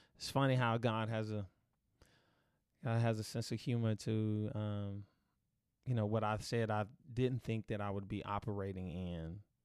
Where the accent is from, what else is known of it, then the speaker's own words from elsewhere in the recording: Dallas, Texas, United States; growing up in Oak Cliff